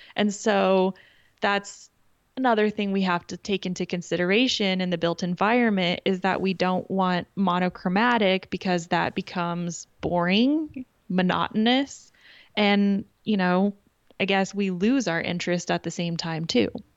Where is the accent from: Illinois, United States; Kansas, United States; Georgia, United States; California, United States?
Kansas, United States; I'm from Kansas